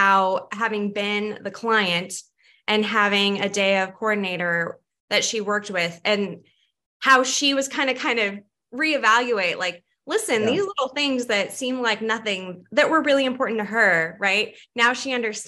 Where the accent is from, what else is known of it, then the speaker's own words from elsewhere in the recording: Redding, California, United States; moved away as an adult; also born or lived in Santa Barbara, California; now in Boise, United States; I'm from Northern California, cool. The Redding area specifically